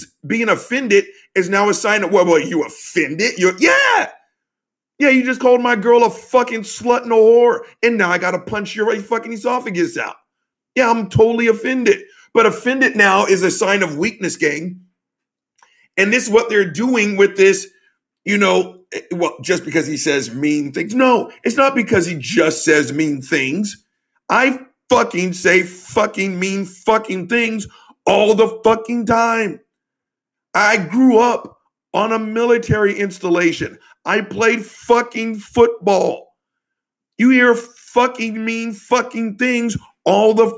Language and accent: English; the South, United States; I'm from the South